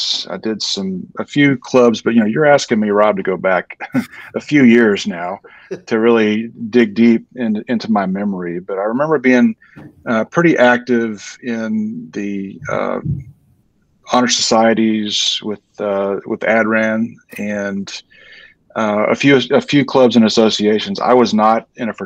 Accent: Fort Worth, Texas, United States; I had grown up in the area, and I went to Crowley High School. So I'm from Fort Worth originally

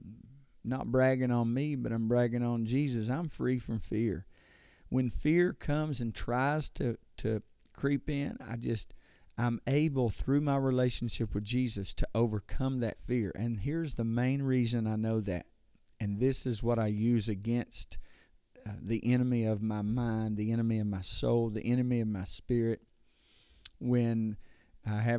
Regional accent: United States; As an American

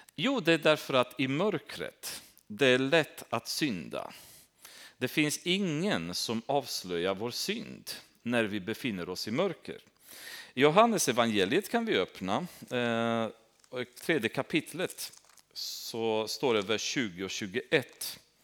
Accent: Romania; Swedish is a second language; now in Sweden; Där jag kommer ifrån är uppvuxen i Rumänien.

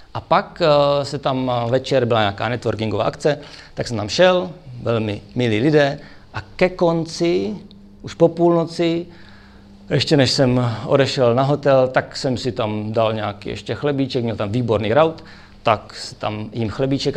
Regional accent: Brno, South Moravian Region, Czechia; já jsem z Brna

